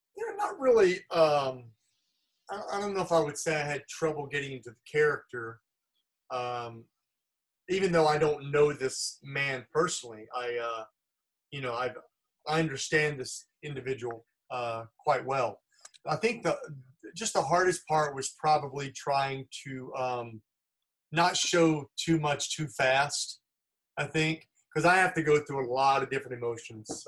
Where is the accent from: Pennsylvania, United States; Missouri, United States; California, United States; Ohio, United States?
California, United States; Los Angeles; I'm from Los Angeles.